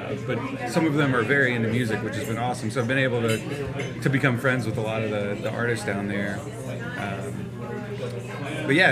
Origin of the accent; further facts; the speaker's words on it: Concord, North Carolina, United States; I grew up in Concord, North Carolina